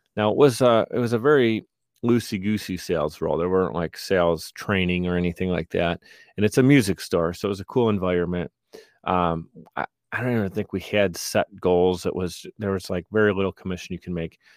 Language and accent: English; Buffalo, New York, United States; I grew up in Buffalo